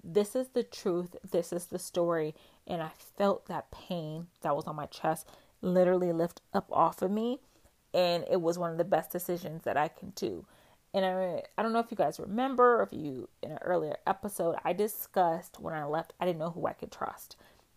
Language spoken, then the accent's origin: English; West Coast, United States; moved away; I'm from the West Coast and I moved to the East Coast, and I used to fly back and forth home.